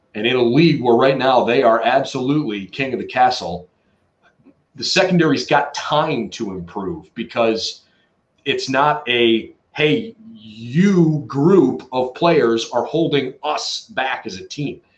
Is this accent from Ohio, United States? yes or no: yes; Cleveland, Ohio, United States; my hometown Cleveland